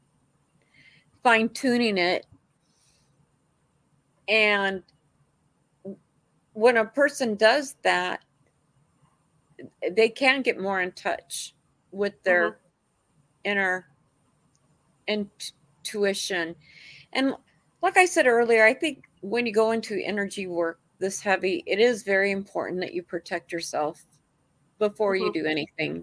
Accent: San Jose, California, United States; I grew up in San Jose

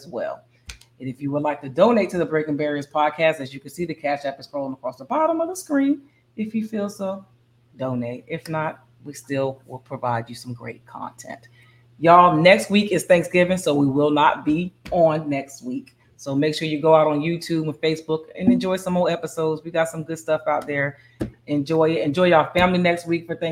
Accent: Bristol, Pennsylvania, United States; my hometown of Bristol, Pennsylvania

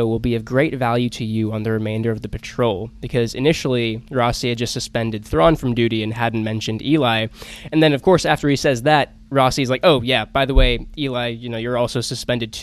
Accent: Georgia, United States; I'm from Georgia as well

